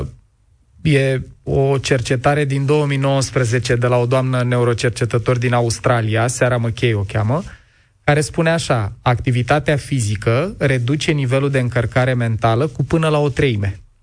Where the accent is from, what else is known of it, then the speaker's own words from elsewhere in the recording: Ploiești, Prahova, Romania; eu am copilărit în Ploiești într-un bloc comunist la marginea orașului